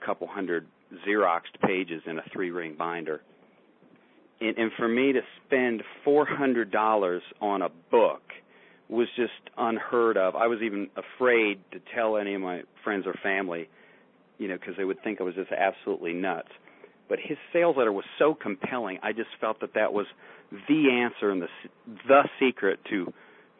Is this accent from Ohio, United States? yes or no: yes; Barberton, Ohio, United States; I grew up in Barberton, Ohio, which is a working class town